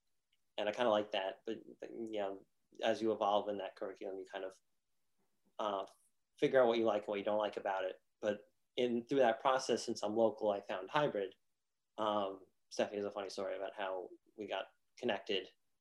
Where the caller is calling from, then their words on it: Pompano Beach, Florida, United States; I'm coming in from South Florida, specifically Pompano Beach, pretty close to Miami